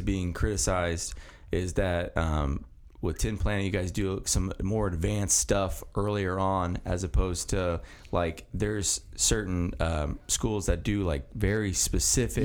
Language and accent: English; Mount Vernon, Indiana, United States; the house I grew up in is in Mount Vernon. It's on 700 West